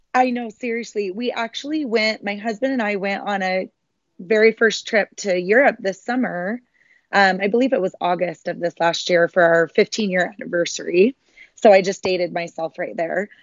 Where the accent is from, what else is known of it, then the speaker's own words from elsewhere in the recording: Sandy, Utah, United States; I was born and raised in Salt Lake City, um, a little suburb of Salt Lake City called Sandy